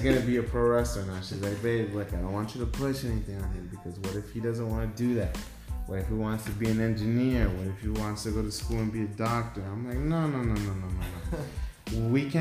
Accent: Phoenix, Arizona, United States; also born or lived in Mexico; growing up in West Phoenix, especially around where we went to school at, that's where I did most of my growing up

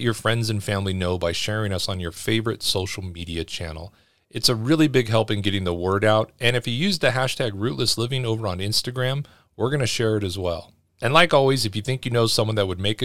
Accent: Los Angeles, California, United States; moved away as an adult; growing up in Los Angeles

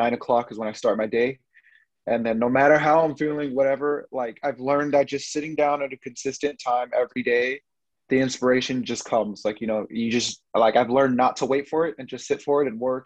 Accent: Fresno, California, United States; I'm from Fresno, California

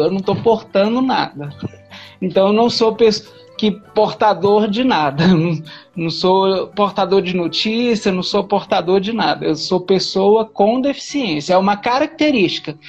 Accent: Minas Gerais, Brazil; also born or lived in Goiânia; now in Brasília, Brazil; eu nasci em Goiânia, mas fui criado em Minas Gerais e hoje moro em Brasília.

